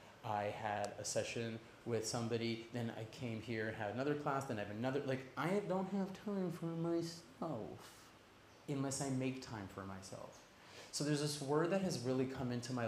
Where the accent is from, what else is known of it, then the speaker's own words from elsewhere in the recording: Toronto, Ontario, Canada; now in Ubud, Indonesia; originally from Toronto